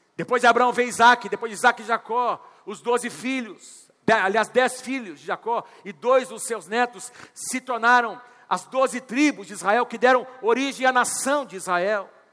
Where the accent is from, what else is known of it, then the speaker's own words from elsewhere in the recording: Londrina, Paraná, Brazil; also born or lived in Curitiba; eu nasci em Londrina, vivi, fui fazer faculdade fora, fomos servir ao Senhor em Curitiba, e Deus nos trouxe de volta para essa cidade maravilhosa